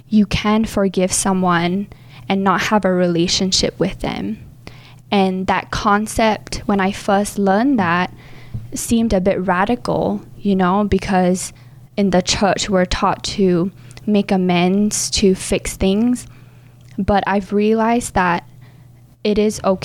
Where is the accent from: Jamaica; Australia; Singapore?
Singapore; moved away as an adult; I was born and raised in Singapore